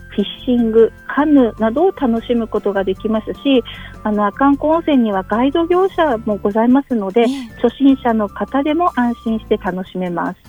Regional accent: Rausu, Hokkaido, Japan; moved away; 出身は道東の羅臼町出身

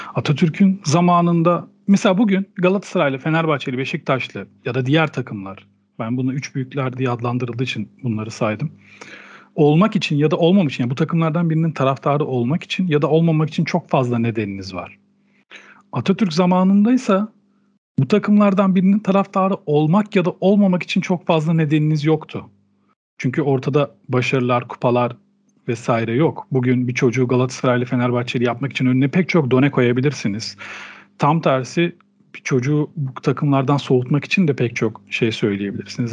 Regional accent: Turkey; Bu ülkede doğdum, bu ülkenin kültürüyle büyüdüm.

